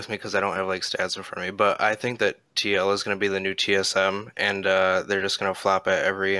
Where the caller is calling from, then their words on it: Big Rapids, Michigan, United States; Big Rapids, Michigan.